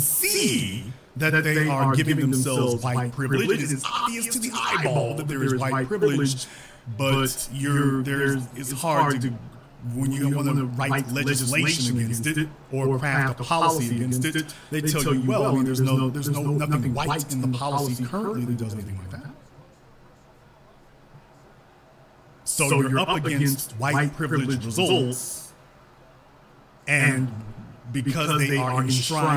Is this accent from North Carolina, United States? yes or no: no; Louisiana, United States; I'm from Louisiana, but when I say I'm a Southerner